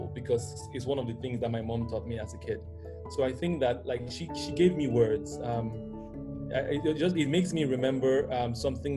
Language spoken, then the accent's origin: English; Jos, Plateau, Nigeria; I grew up in Jos, in the north